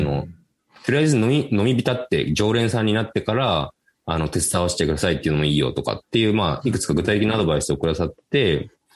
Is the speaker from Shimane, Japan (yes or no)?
no; Kurashiki, Okayama, Japan; 岡山県の倉敷市っていう、まあ、僕の地元でもある